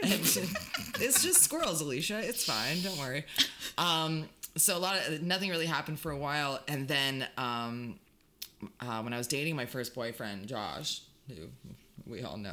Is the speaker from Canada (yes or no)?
yes; Hamilton, Ontario, Canada; Growing up in Hamilton